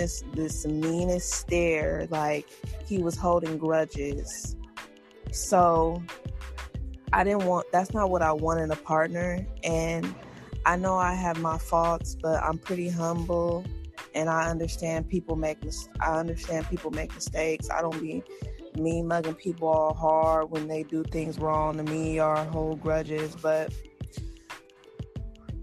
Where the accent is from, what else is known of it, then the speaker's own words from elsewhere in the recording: United States; being African American in America, I didn't have as much opportunities as the other races